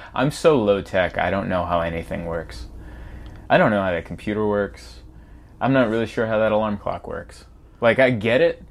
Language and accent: English; San Diego, California, United States; also born or lived in Budapest, Hungary / Pittsburgh; lived in Pittsburgh for a few years, but mainly raised in San Diego